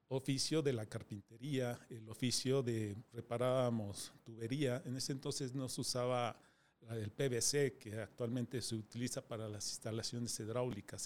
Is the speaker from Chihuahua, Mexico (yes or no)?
no; Mexico City, Mexico; Nací en eh, Distrito Federal, soy de la Ramos Millán